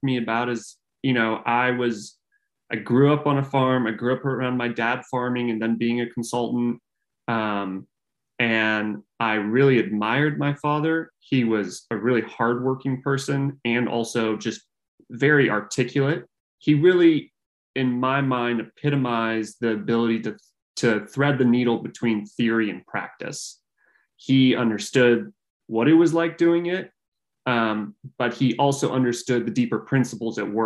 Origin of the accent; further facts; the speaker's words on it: Northern California, United States; I grew up in Northern California